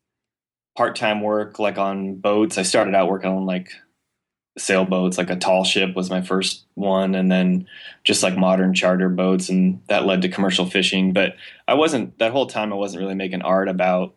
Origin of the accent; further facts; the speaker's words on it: San Jose, California, United States; also born or lived in Miami; now in San Francisco, United States; I grew up in San Jose in the South Bay.